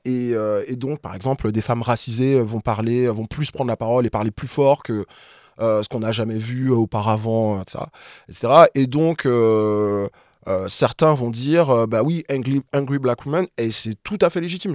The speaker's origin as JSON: {"language": "French", "country": "Martinique", "tie": "born or raised there", "moved": "as an adult", "lives_now": "Paris, France", "said": "je suis martiniquais, je suis né, j'ai grandi là-bas, principalement, et je suis arrivé ici, euh, étudiant"}